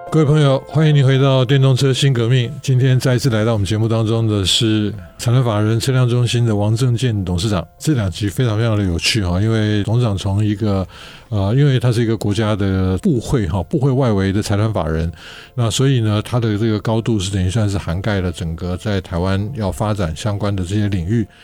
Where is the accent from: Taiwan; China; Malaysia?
Taiwan; 我们台湾人